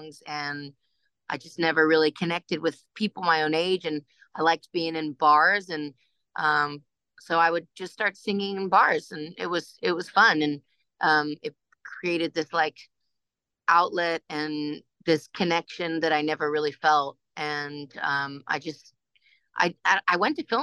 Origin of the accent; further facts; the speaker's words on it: Ohio, United States; moved away; also born or lived in Los Angeles, California / New York; I grew up in Ohio until we moved to New York